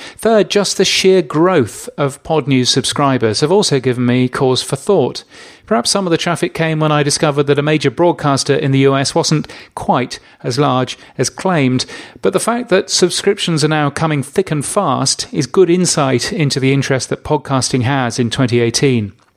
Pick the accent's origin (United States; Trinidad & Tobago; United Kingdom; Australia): Australia; my home country of Australia